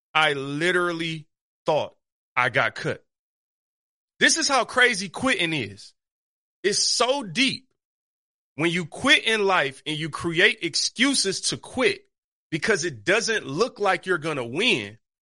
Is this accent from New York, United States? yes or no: no; Detroit, Michigan, United States; I grew up on Seven Mile East Side Detroit in the hood